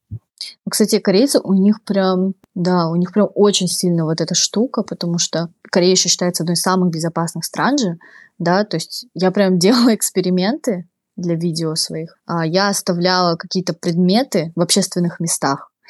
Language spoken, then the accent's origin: Russian; Khabarovsk, Khabarovsk Krai, Russia; moved away as an adult; now in Seoul, South Korea; моя комната в Хабаровске, мой родной город России